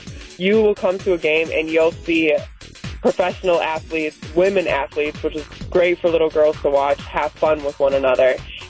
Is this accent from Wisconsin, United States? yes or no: yes; Wisconsin, United States; moved away as an adult; also born or lived in Germany / Spain / France / Israel; to be able to play back home in my home state